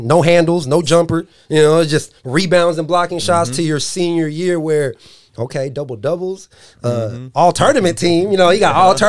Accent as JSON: {"language": "English", "town": "San Diego", "region": "California", "country": "United States", "moved": "as an adult", "said": "I'm not from this area. My wife is from Dixon. Coach Jopie is from Dixon. I'm from San Diego."}